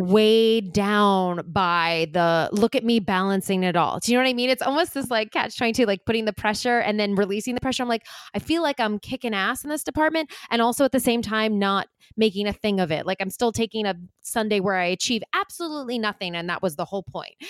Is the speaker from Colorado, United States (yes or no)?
no; Long Island, New York, United States; now in New York City, United States; I grew up on Long Island